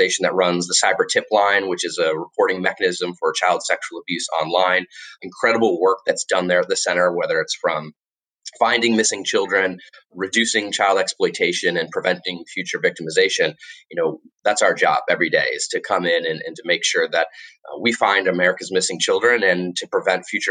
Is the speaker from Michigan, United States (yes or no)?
no; Florida, United States; moved away as an adult; also born or lived in Washington, D.C.; And now I live back in my home state of Florida